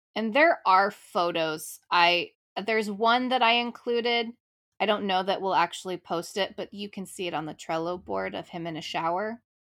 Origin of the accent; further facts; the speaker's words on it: California, United States; I'm from California